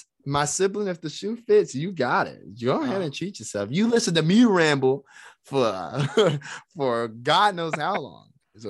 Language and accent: English; Indianapolis, Indiana, United States; Growing up in Indianapolis wrestling, there was one thing that was always certain